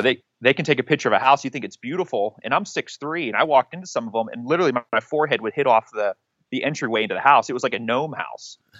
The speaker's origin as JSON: {"language": "English", "region": "Western Pennsylvania", "country": "United States", "moved": "as an adult", "lives_now": "Ohio, United States", "said": "I am originally from Pennsylvania, actually Western P A, about, uh, an hour north of Pittsburgh"}